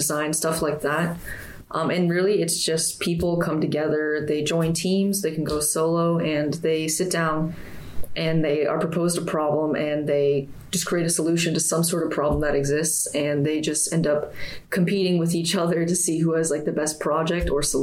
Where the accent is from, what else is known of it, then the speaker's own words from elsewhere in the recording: Sacramento, California, United States; also born or lived in Temple, Texas / Tampa, Florida; now in Gainesville, United States; I was born in Temple, Texas, and I was raised in Sacramento, California. And presently, I'm from Tampa, Florida, but I'm living in Gainesville